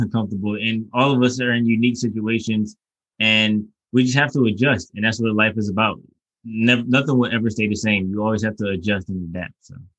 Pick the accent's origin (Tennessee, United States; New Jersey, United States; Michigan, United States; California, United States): Michigan, United States; Detroit; also born or lived in Southfield; I'm from Detroit, and I've grown up in Detroit